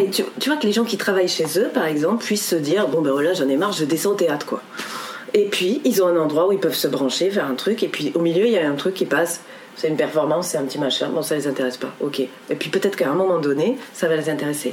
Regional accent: France; en tant que français

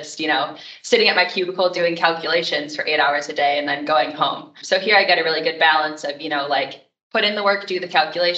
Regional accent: Michigan, United States; moved away as an adult; also born or lived in Indiana; I grew up in Michigan and I wanted to come back

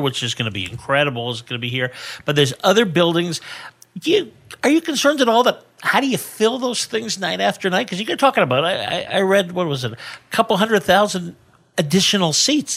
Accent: Bay Area, California, United States; now in Las Vegas, United States; growing up in the Bay Area

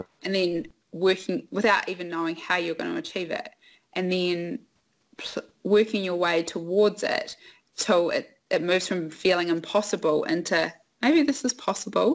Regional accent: Oamaru, Otago, New Zealand; Growing up in Oamaru is a small town

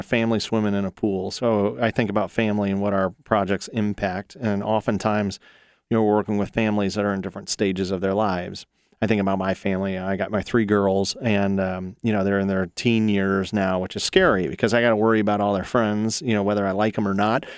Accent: Ohio, United States; also born or lived in North Carolina; I'm born and raised in Ohio. I've been here all but about six years when I lived in North Carolina

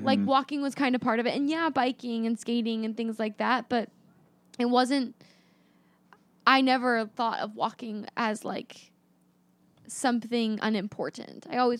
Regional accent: Gold River, California, United States; And I grew up in Gold River, California, which is like this very particular suburban neighborhood

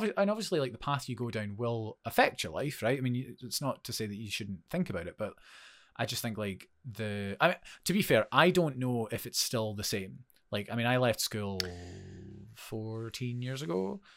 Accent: Forfar, Scotland, United Kingdom; moved away as an adult; also born or lived in Edinburgh; I moved from Forfar, went to study in Edinburgh

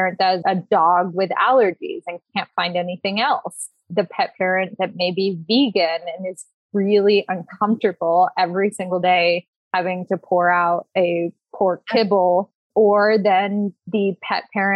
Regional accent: Washington, District of Columbia, United States; also born or lived in Berkeley, California; I was born in Berkeley, grew up in the DC area

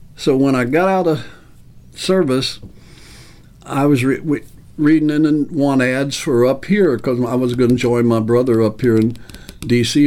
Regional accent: Owensboro, Kentucky, United States; I was raised in Kentucky, born and raised in Owensboro, Kentucky

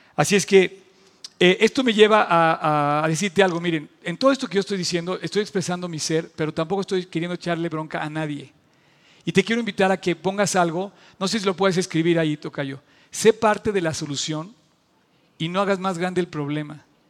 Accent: Mexico

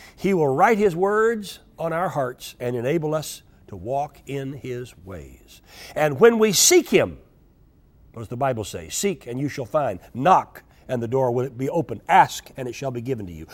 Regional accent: United States; I'm an American

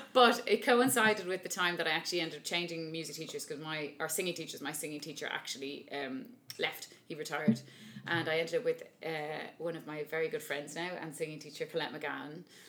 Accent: Dublin, Leinster, Ireland; I'm from Dublin, and I'm an opera singer

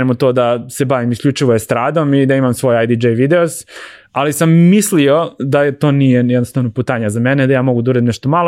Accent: Ivanjica, Moravica District, Serbia; also born or lived in Belgrade, Serbia; now in United States; ja sam došao iz Ivanjice u Beograd, u Beogradu sam već ostvario neko ime

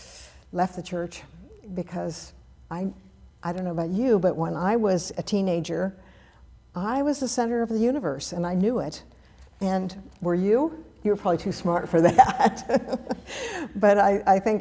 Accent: Berkeley, California, United States; I was raised in the Berkeley Oakland Hills, beautiful piece of property that overlooked all of the Bay Area

